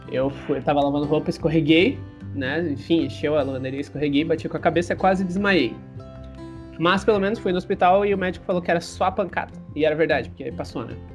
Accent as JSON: {"language": "Portuguese", "town": "Joinville", "region": "Santa Catarina", "country": "Brazil", "said": "É, eu sou de Joinville"}